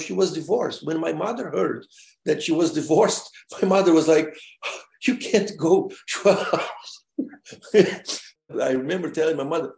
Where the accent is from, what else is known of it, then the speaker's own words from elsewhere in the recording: Rio Grande do Sul, Brazil; I'm a gaucho. I was born way down in the south of Brazil, almost in the border with Uruguay. I came to the States in 1974 for a full year program.